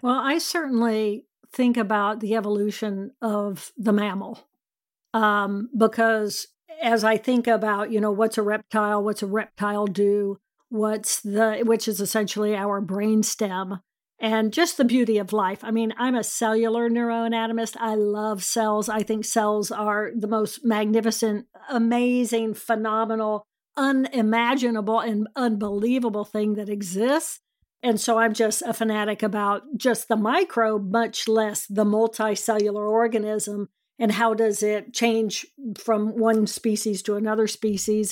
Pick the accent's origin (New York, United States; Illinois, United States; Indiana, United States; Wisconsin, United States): Indiana, United States; I grew up in Indiana